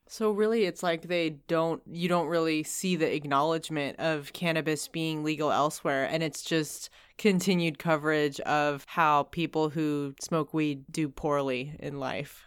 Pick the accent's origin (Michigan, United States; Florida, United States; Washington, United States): Washington, United States; Seattle; I grew up in Seattle. I grew up in the Northwest